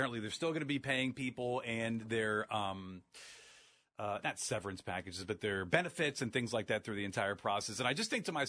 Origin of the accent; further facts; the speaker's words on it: Akron, Ohio, United States; I grew up in Akron